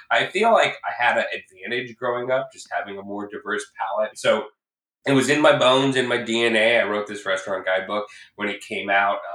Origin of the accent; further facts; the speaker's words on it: Midwest, United States; moved away as an adult; now in Los Angeles, United States; I'm originally from the Midwest. I came to Los Angeles to chase a dream in entertainment. I studied theater at USC.